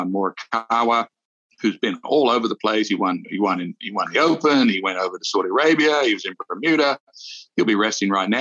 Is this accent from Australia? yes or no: yes; Australia; moved away; Steve Rintoul, who I grew up with in Australia